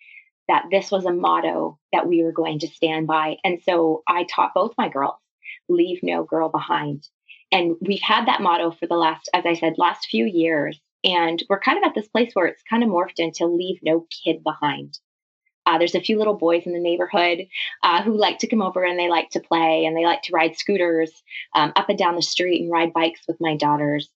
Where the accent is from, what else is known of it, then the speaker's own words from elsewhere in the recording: Canada; also born or lived in London, Ontario; I'm Canadian. I live in a city just outside of Toronto called London